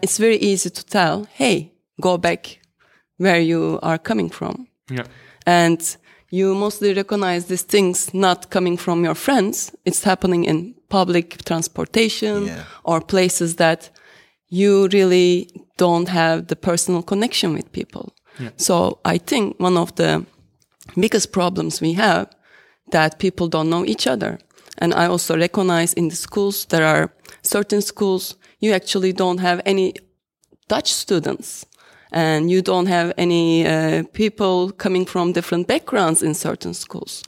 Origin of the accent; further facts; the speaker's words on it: Turkey; moved away as an adult; now in Netherlands; I can say I am Turkish or I am from Turkey because I spent 33 years of my life over there